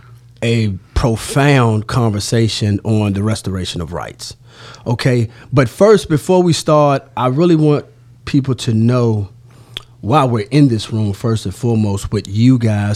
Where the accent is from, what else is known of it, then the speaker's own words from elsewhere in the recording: Halifax County, Virginia, United States; my hometown of Halifax County, Virginia.